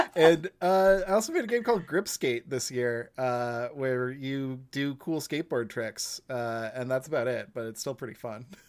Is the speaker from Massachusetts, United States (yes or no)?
yes; Massachusetts, United States; since I'm from Massachusetts